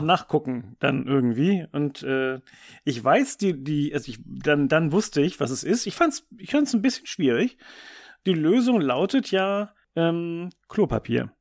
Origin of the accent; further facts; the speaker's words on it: Germany; bei uns in Deutschland